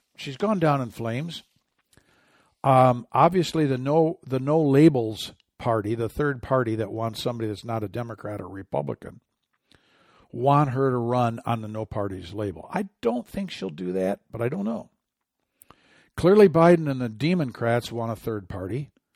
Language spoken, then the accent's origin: English; Michigan, United States; my home state